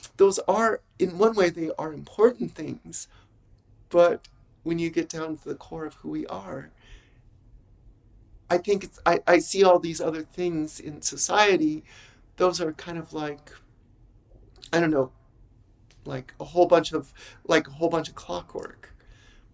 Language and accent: English; Los Angeles, California, United States; moved away as an adult; now in Phoenix, United States; I'm born and raised in Los Angeles